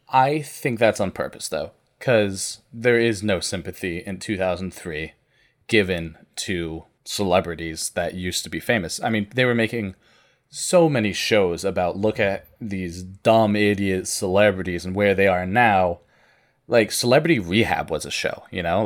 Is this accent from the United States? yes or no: yes; Vermont, United States; I grew up in Vermont